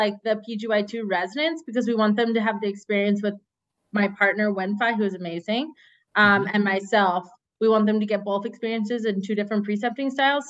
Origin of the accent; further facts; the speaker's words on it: Bucks County, Pennsylvania, United States; now in Miami, United States; because I'm originally from Pennsylvania.